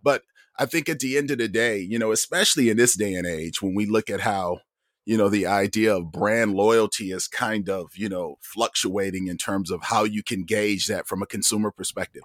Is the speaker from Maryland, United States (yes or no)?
no; Toledo, Ohio, United States; moved away; I'm from Toledo, Ohio originally